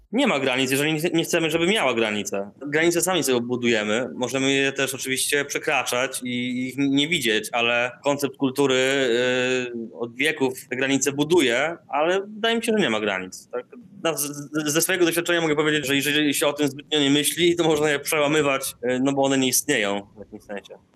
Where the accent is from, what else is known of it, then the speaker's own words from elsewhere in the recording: Darłowo, West Pomeranian Voivodeship, Poland; moved away; also born or lived in Indonesia; Ja pochodzę z Darłowa, tam e, uczęszczałem do liceum imienia Stefana Żeromskiego